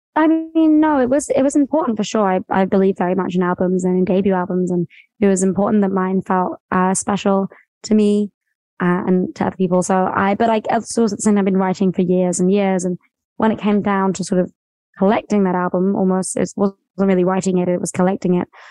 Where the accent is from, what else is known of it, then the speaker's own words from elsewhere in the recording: near Brighton, West Sussex, South East England, United Kingdom; I'm from like a really small town near Brighton, which is on the coast